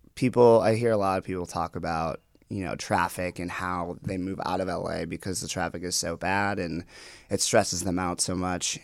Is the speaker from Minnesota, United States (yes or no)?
yes; Minnetonka, Minnesota, United States; also born or lived in Guatemala; I grew up in a western suburb of Minneapolis. It's called Minnetonka